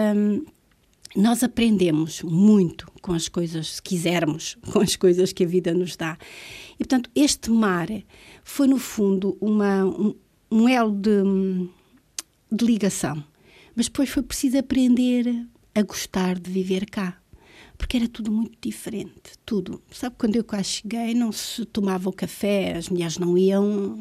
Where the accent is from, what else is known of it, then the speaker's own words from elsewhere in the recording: Luanda, Luanda Province, Angola; moved away as an adult; also born or lived in Vila Nova de Gaia, Portugal / Manteigas, Portugal; now in Azores, Portugal; Se eu tenho que escolher uma cidade onde fui criada, é Luanda